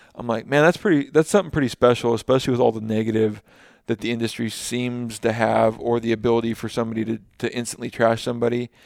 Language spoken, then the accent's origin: English; Washington, United States; born or raised there